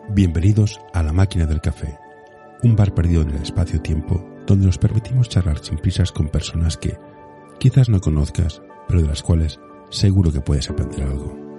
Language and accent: Spanish; Barcelona, Catalonia, Spain; yo soy de Barcelona